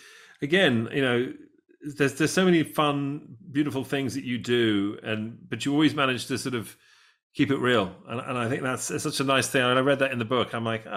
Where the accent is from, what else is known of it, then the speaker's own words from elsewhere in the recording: Detroit, Michigan, United States; my accent's fake as well. I'm actually from Detroit, but I don't tell anyone that.